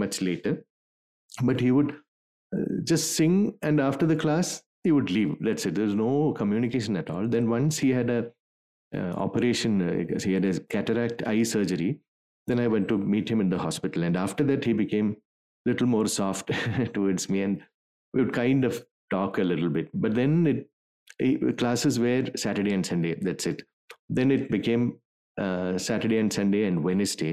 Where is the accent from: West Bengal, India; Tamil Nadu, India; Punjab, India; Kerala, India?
Kerala, India; Thiruvananthapuram; in school, when I joined in Trivandrum, there's a school called Christ Nagar. So I joined there when I was in 8th standard